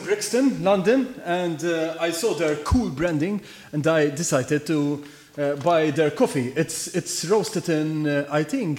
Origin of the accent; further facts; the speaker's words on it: Malta; English is a second language; always in Maltese because we are from Malta.